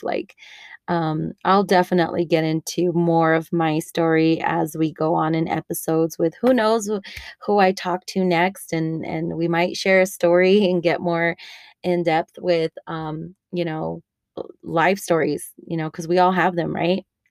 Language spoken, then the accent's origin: English; El Paso, Texas, United States; also born or lived in Denver; I live in El Paso, Texas, where I was raised. I grew up in the Lower Valley and San Elisario area